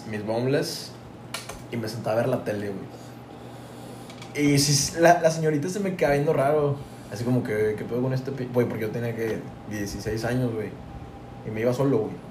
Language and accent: Spanish; Tampico, Tamaulipas, Mexico; Somos, de Tampico, güey. Es norte, güey.